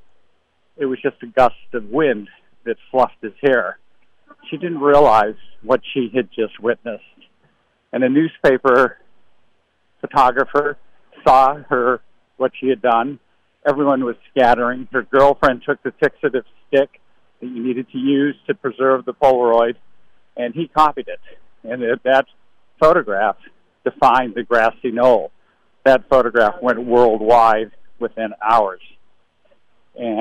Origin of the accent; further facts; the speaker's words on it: Boston, Massachusetts, United States; I grew up in the Boston area